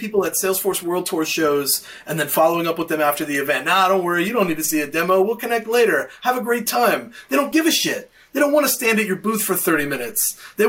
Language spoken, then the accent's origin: English; Knoxville, Tennessee, United States; my hometown of Knoxville, Tennessee